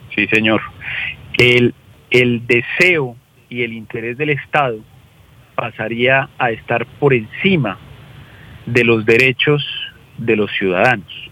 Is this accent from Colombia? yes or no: yes; Colombia; los colombianos